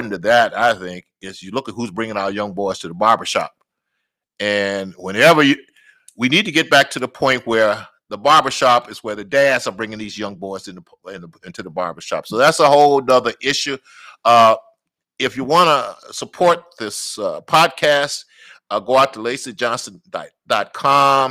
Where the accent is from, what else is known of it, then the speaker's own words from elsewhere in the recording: Natchez, Mississippi, United States; now in Minneapolis, United States; I'm from Natchez, Mississippi